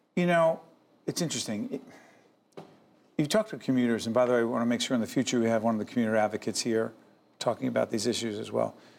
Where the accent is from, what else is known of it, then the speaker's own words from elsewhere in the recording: Newark, New Jersey, United States; We're from the same neighborhood.